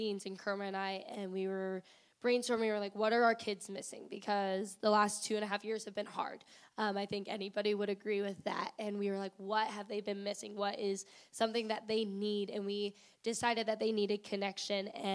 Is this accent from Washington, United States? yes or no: no; Cambridge, Illinois, United States; moved away as an adult; also born or lived in Macomb, Illinois; now in Springfield, United States; Originally Cambridge, Illinois, which is near the Quad Cities